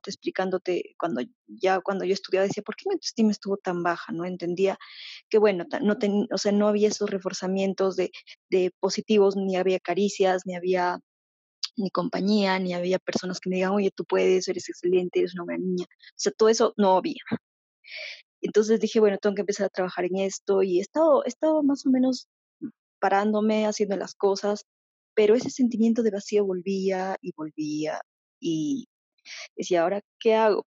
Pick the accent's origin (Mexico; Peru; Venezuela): Peru; yo soy de Perú